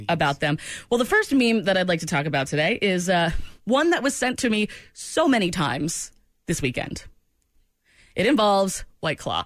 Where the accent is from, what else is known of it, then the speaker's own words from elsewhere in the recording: New England, United States; moved away; I'm from New England